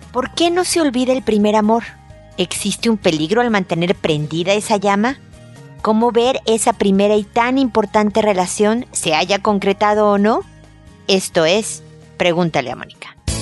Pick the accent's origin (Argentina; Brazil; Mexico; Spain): Mexico; now in Chile; porque soy mexicana y porque vivo en Chile.